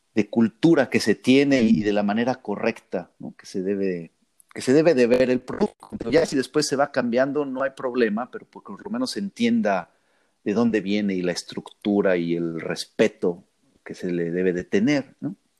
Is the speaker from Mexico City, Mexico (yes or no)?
yes; Mexico City, Mexico; moved away as an adult; now in Brisbane, Australia; ahí crecí toda, toda mi vida. Ahí estuve en el DF